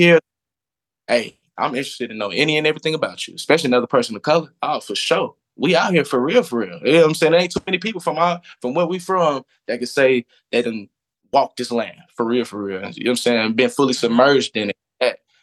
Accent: Atlanta, Georgia, United States; also born or lived in Florida / Beijing; born and raised in Atlanta, Georgia

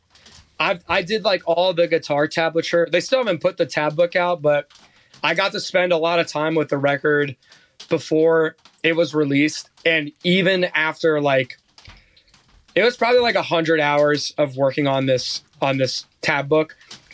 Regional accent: Youngstown, Ohio, United States; I grew up in Youngstown, Ohio.

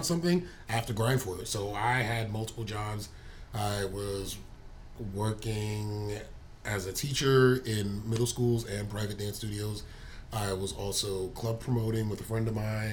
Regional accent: New York, United States; moved away as an adult; I'm from New York, I'm moving next year

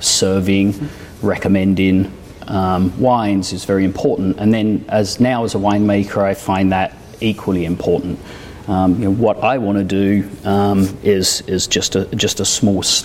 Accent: United Kingdom; also born or lived in France; now in United States; I was born and raised just outside London.

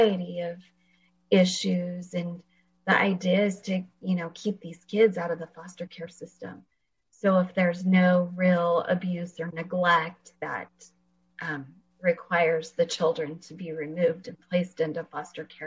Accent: Fresno, California, United States; moved away as an adult; also born or lived in Washington; I actually live in Fresno, and I grew up here in Fresno.

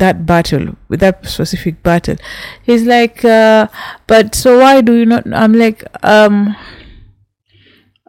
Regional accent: Kenya; I'm from Kenya

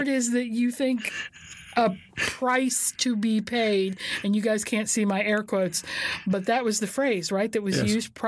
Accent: the South, United States; I know that I'm from the South

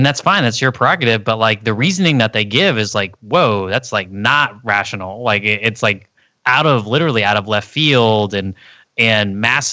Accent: Texas, United States; moved away; I came from Texas, like, and most of my family lives in the middle of America

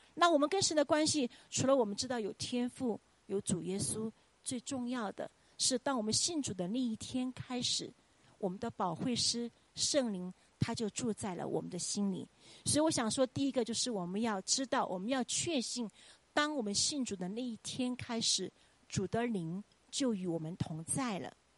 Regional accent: Chongqing, China; moved away as an adult; now in United States; 我们都是冲亲人

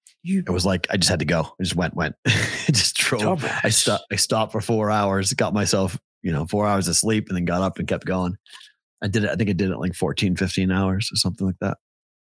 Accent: Boston, Massachusetts, United States; moved away; also born or lived in Des Moines, Iowa; when I moved from Des Moines to Boston

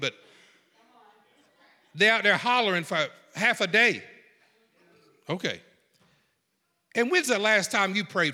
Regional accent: South Georgia, United States; I'm from South Georgia

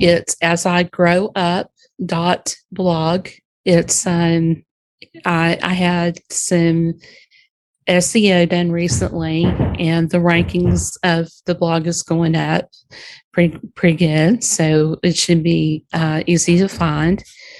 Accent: Alexander, North Carolina, United States; I'm calling you from Alexander, North Carolina.

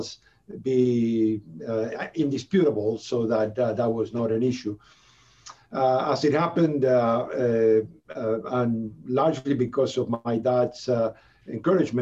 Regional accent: Buenos Aires, Argentina; moved away as an adult; also born or lived in Vancouver, Canada; now in Canada; I'm originally from Buenos Aires, Argentina.

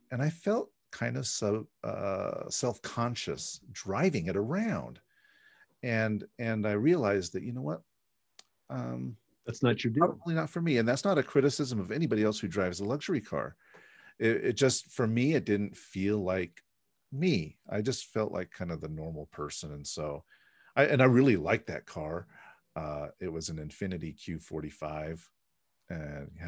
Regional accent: the Bay Area, California, United States; moved away; I'm originally from the Bay Area

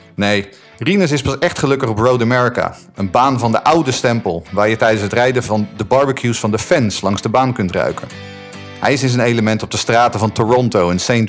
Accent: Haarlem, North Holland, Netherlands; ik bracht mijn jeugd door in Haarlem

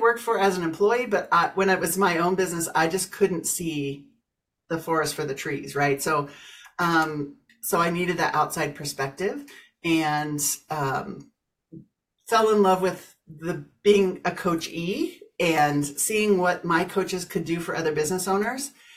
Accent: Kansas, United States; moved away as an adult; now in Colorado, United States; I grew up in Kansas, moved to Colorado about 30 years ago

